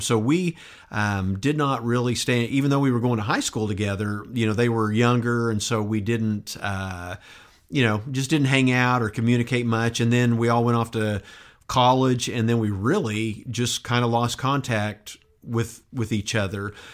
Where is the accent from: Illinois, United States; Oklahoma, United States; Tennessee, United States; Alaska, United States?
Oklahoma, United States; Enid; also born or lived in San Antonio, Texas / Turkey / Burns Flat, Oklahoma; I basically grew up in Enid throughout the entire seventies, from nineteen seventy to nineteen seventy-nine